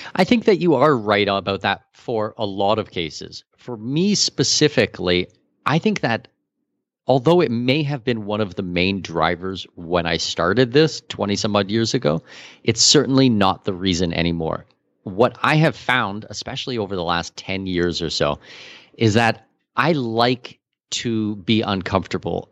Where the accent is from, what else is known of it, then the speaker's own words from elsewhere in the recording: Canada; also born or lived in Abu Dhabi, UAE / Singapore; now in Panama; I'm Canadian with Danish heritage